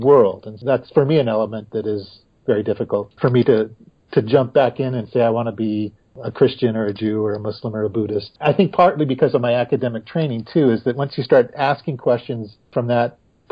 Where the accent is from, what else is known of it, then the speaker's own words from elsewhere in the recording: Corvallis, Oregon, United States; growing up in Corvallis, Oregon